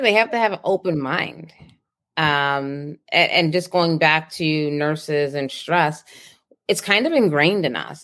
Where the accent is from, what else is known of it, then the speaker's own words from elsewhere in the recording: Boston, Massachusetts, United States; moved away; I grew up in Boston, the inner city